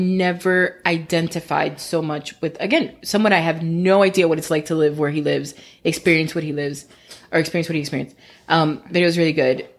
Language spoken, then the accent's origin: English; United States; I was born here.